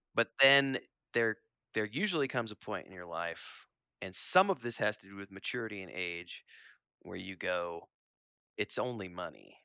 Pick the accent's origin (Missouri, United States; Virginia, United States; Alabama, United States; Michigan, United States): Missouri, United States; Springfield; near where I grew up in Springfield, Missouri